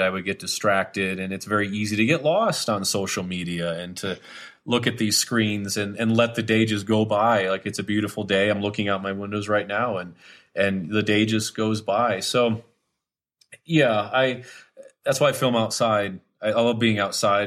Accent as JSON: {"language": "English", "region": "Wisconsin", "country": "United States", "tie": "born or raised there", "said": "when I was a kid growing up in Wisconsin"}